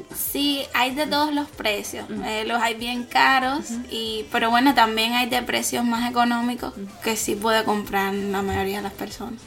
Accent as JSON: {"language": "Spanish", "country": "Cuba", "moved": "as an adult", "lives_now": "Beijing, China", "said": "soy de Cuba, tengo 30 años y hace dos años que estoy estudiando aquí en Beijing"}